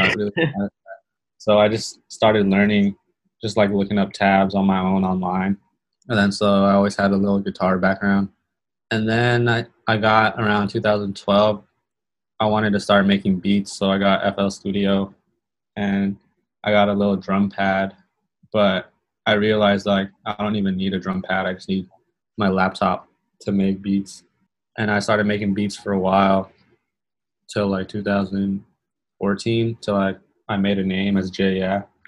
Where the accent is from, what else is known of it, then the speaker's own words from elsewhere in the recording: Long Beach, California, United States; I was always influenced by hip hop and rock because I'm from Long Beach. So it's like a lot of like a melting pot, I guess.